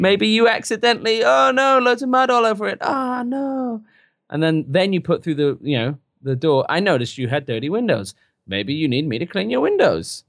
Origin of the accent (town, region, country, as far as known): United Kingdom